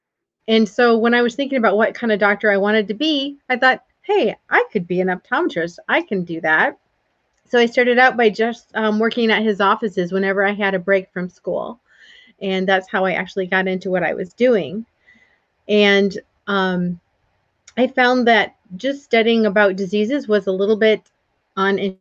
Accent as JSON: {"language": "English", "town": "Port Huron", "region": "Michigan", "country": "United States", "tie": "born or raised there", "also_born_or_lived": "Georgia", "moved": "yes", "said": "I grew up in Michigan in the United States in a small town, Port Huron."}